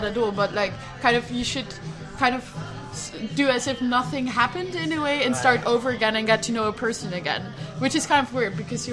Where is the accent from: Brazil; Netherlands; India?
Netherlands; accent: Dutch; English is a second language; my Dutch accent